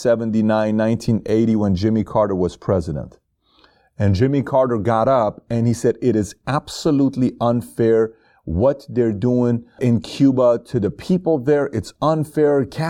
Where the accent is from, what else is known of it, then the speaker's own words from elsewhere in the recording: Iran; One is Iran, because I'm from Iran. Yes. I was born and raised in Iran, so Iran means a lot to me.